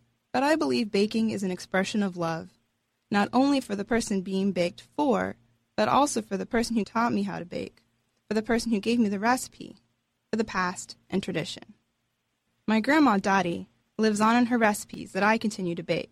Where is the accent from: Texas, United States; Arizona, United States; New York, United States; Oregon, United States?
Texas, United States; we're Texan